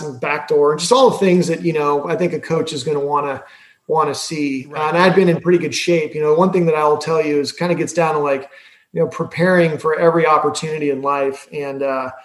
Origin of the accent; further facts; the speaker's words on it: Bay Area, California, United States; I'm from the Bay Area